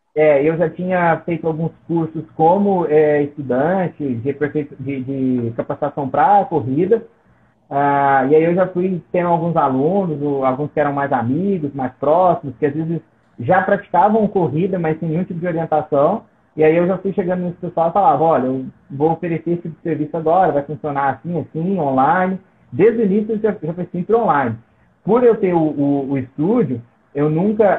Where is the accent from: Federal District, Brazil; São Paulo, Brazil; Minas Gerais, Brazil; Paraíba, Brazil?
Minas Gerais, Brazil; Nova Serrana; Eu sou de Nova Serrana, é uma cidade do interior de Minas.